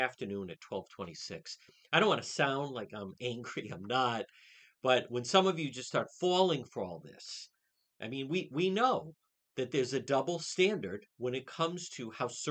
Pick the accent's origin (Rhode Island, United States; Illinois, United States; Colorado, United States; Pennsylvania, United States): Rhode Island, United States; Cranston; I grew up there. I grew up in Edgewood